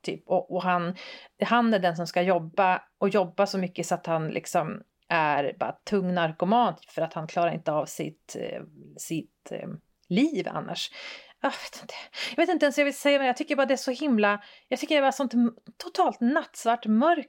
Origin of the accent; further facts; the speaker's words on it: Västerbotten County, Sweden; jag är från Västerbotten